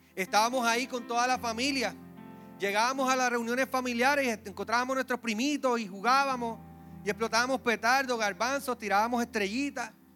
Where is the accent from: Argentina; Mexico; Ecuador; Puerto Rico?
Puerto Rico; Recuerdo cuando pequeño, en Villa Palmera, la parte de abajo, Luisito, vivió conmigo allí